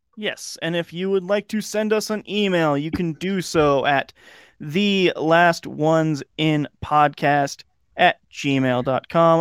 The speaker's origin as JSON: {"language": "English", "country": "United States", "said": "As an American"}